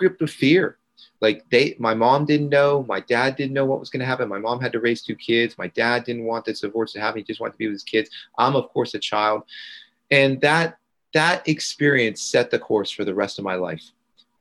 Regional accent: Gainesville, Florida, United States; I grew up in Gainesville, Florida

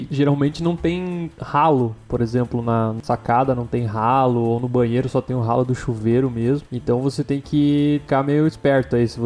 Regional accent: Blumenau, Santa Catarina, Brazil; eu que, que sou do sul do Brasil, eu passava mais frio lá do que aqui. Eu sou de Blumenau

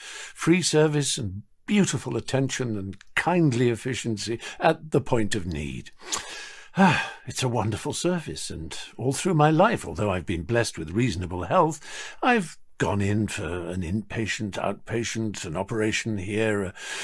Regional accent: United Kingdom; Like many British people, all of us really

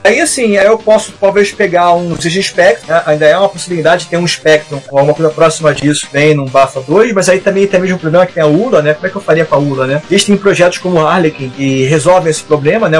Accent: Brazil; eu sou brasileiro

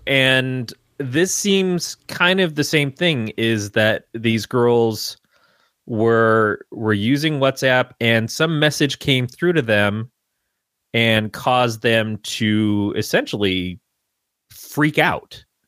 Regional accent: Michigan, United States; I grew up in Michigan.

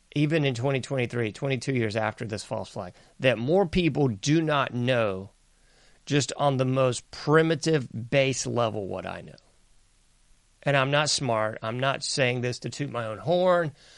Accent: the South, United States; I'm from the South

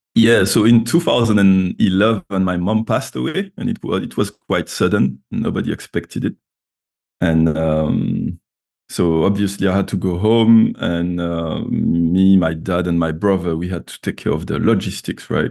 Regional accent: Martinique; moved away as an adult; also born or lived in Paris, France / Edinburgh, United Kingdom / Baltimore, United States; now in London, United Kingdom; I'm from Martinique, which is a French Caribbean island. Um, so yeah, I was raised down there. I left when I was 18

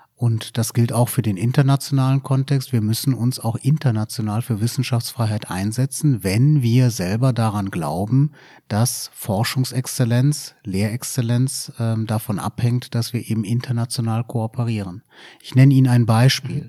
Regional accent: Düren, North Rhine-Westphalia, Germany; moved away as an adult; now in Giessen, Germany; ich bin in Düren bei Aachen okay, geboren

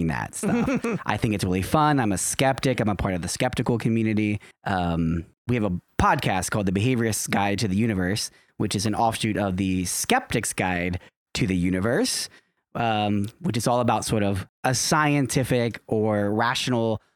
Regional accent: Cincinnati, Ohio, United States; I was born and raised in Cincinnati

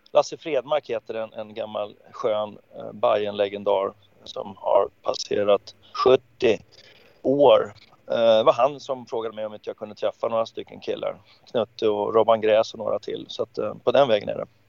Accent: Stockholm, Stockholm County, Sweden; jag växte ju upp i Farsta

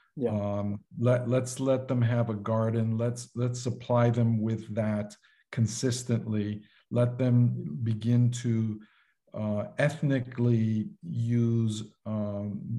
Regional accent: New York City, New York, United States; now in Florida, United States; I grew up in Manhattan in the concrete jungle

